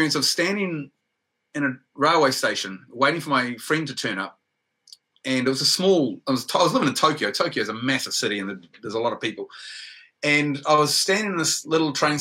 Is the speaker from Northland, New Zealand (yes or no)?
yes; Whangarei, Northland, New Zealand; moved away as an adult; also born or lived in Waikato; When I was in secondary school up in Whangarei, I'm originally from Whangarei in New Zealand, I went to secondary school there